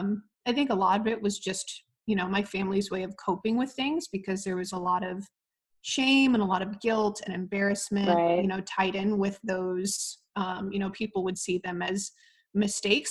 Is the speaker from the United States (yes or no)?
yes; Midwest, United States; moved away as an adult; also born or lived in New York; I moved from the Midwest and went off to New York to pursue lacrosse